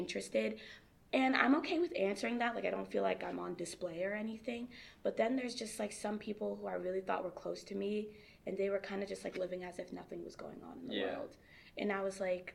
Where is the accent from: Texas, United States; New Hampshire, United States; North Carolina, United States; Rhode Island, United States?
New Hampshire, United States; Hudson; also born or lived in Lowell, Massachusetts; I'm from Hudson, Hampshire